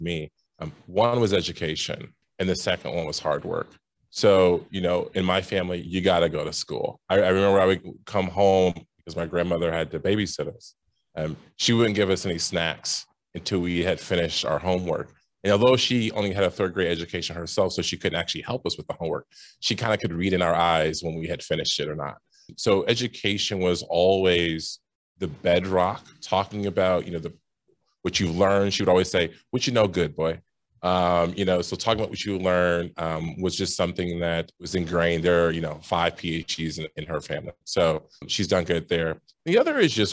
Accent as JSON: {"language": "English", "region": "Ohio", "country": "United States", "tie": "born or raised there", "also_born_or_lived": "Indiana", "moved": "as an adult", "lives_now": "Chicago, United States", "said": "I'm a Midwesterner. I grew up in Ohio, went to school in Indiana, came here to Chicago in the great year of 2008"}